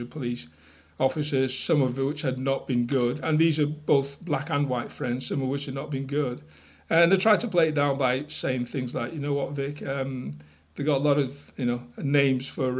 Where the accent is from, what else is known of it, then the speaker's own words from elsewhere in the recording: Manchester, North West England, United Kingdom; moved away as an adult; also born or lived in Surrey; I was from Manchester originally.